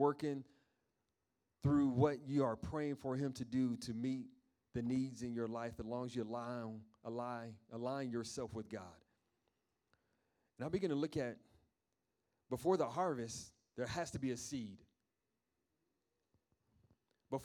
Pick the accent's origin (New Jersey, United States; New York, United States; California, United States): New York, United States; moved away; I'm from New York